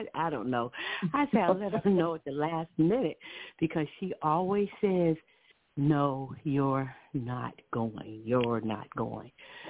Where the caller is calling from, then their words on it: Ohio, United States; calling from Ohio.